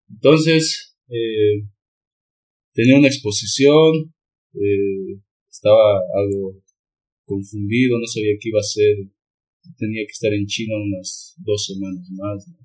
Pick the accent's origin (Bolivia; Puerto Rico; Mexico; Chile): Bolivia; soy de Bolivia.